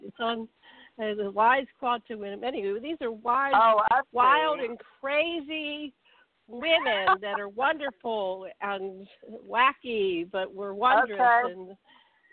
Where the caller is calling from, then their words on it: Maui, Hawaii, United States; I'm calling in from Maui, Hawaii